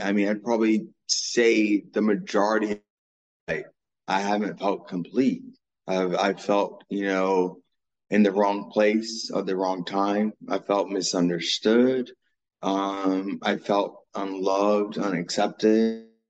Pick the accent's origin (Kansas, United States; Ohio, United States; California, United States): Ohio, United States; Dayton; I was born in Dayton, Ohio